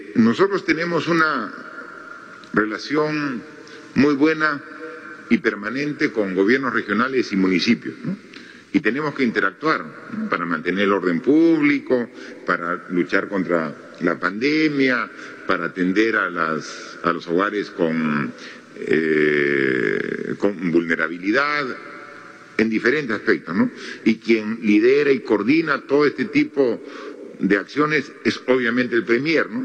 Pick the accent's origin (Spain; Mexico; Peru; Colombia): Peru; Moquegua; yo soy de Moquegua